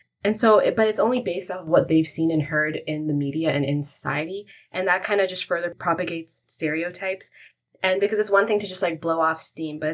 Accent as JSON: {"language": "English", "town": "Toronto", "region": "Ontario", "country": "Canada", "tie": "born or raised there", "said": "I've only ever been in Canada and I grew up here"}